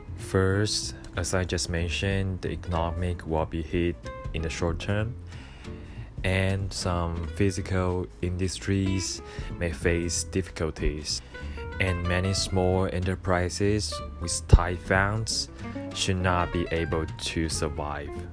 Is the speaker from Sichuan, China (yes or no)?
no; Wuhan, Hubei, China; English is a second language; moved away as an adult; now in Tokyo, Japan; my hometown because I'm from Wuhan, China